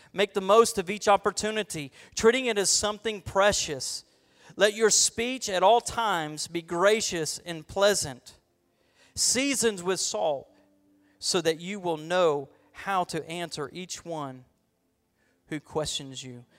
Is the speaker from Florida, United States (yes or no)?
yes; Florida, United States; I'm a boy from Florida